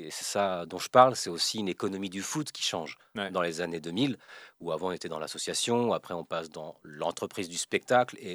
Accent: West of France, France; C'est, euh, je suis de l'Ouest, hein, moi je connais plus trop cette région.

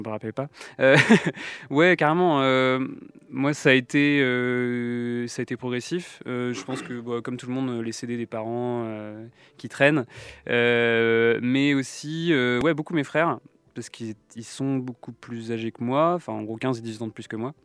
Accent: Lorient, Brittany, France; also born or lived in Brest; now in Nantes, France; j'ai grandi à Lorient

